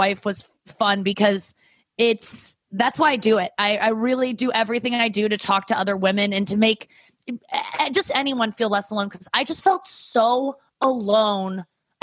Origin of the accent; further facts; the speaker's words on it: St. Louis, Missouri, United States; also born or lived in Cincinnati; Growing up in St. Louis, growing up with parents that don't talk about sex